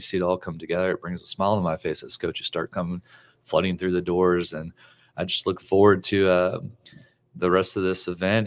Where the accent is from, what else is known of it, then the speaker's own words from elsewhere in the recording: Louisiana, United States; now in Texas, United States; I grew up in Louisiana